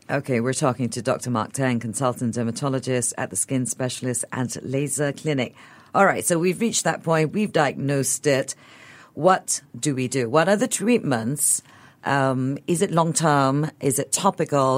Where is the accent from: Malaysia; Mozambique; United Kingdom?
Malaysia; I'm Eurasian and I grew up in Malaysia